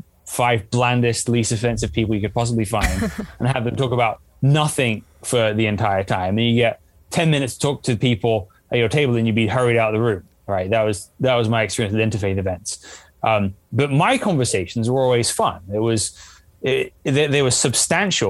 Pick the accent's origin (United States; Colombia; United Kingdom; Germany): United Kingdom; England; I grew up in England, which is a very secular country for the most part.